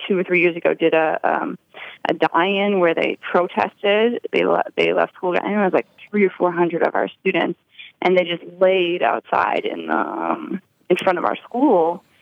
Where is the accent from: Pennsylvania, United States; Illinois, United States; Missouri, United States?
Illinois, United States; Chicago; as a Chicagoan and as a Chicago teacher